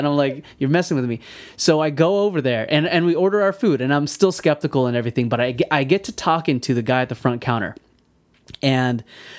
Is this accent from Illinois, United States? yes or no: no; San Diego, California, United States; "Oh, you're from San Diego?" And I was like, "Yeah."